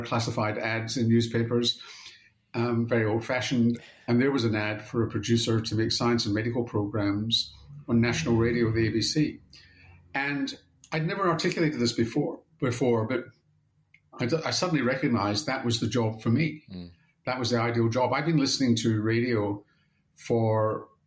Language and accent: English; Scotland, United Kingdom; now in Australia; growing up in Scotland